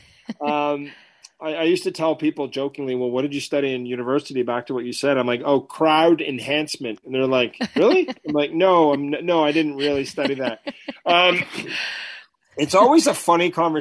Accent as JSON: {"language": "English", "town": "Ottawa", "region": "Ontario", "country": "Canada", "tie": "born or raised there", "said": "I grew up in Ottawa. I'm from Canada"}